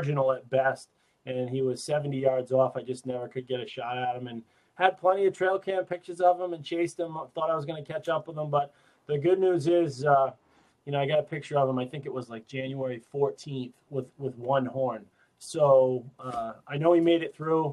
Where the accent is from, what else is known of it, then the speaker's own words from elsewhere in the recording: Northeast, United States; growing up in the Northeast, we had a lot of opportunities